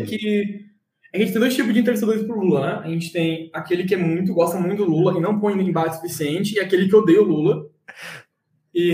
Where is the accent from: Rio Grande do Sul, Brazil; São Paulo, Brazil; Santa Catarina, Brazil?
Santa Catarina, Brazil; Florianópolis; also born or lived in São José; nasci em Floripa, nasci natural de ah. lá, e a minha mãe é de Santos, meu pai é de Floripa mesmo. Eu cresci em Floripa até meus, alguma idade, 14 anos, depois eu morei em São José.